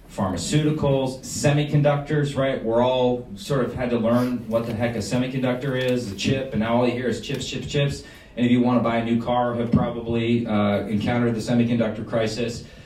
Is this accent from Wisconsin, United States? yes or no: yes; Wisconsin, United States; we're, we're from Wisconsin